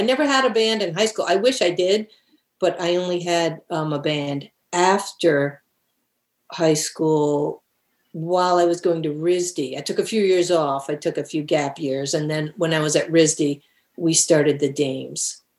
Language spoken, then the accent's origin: English; Barrington, United States; Yes, I would say that growing up in Barrington was great.